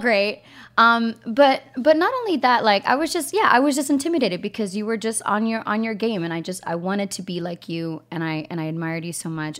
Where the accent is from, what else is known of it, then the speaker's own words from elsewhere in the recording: East Coast, United States; from Colombian uh, uh, heritage, and I grew up in the East Coast